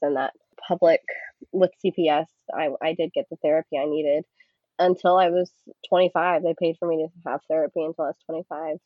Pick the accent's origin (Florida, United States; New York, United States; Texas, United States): Texas, United States; Houston; I was born and raised in Houston